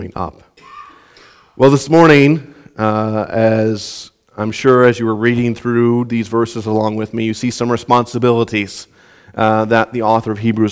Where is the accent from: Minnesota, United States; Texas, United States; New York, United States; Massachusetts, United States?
Minnesota, United States; Southwest; growing up in Southwest Minnesota, had assigned chores